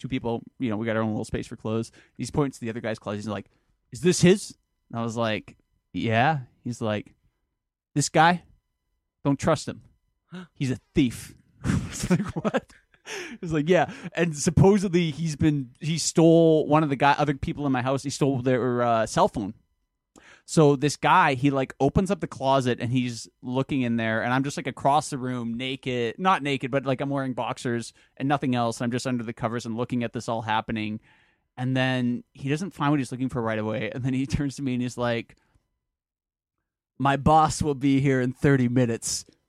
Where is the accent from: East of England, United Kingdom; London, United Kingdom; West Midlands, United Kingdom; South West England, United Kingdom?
London, United Kingdom; hello, I'm from London.